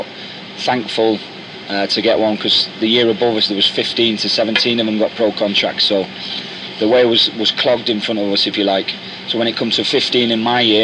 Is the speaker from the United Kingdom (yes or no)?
yes; Manchester, North West England, United Kingdom; my job as a Mancunian centre half